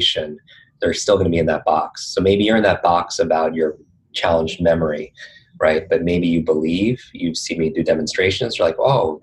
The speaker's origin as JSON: {"language": "English", "region": "Northeast", "country": "United States", "tie": "born or raised there", "said": "I grew up in the Northeast"}